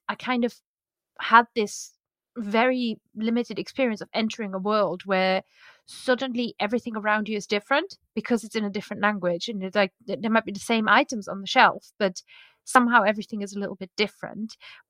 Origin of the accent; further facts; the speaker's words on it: Luxembourg; I grew up in Luxembourg.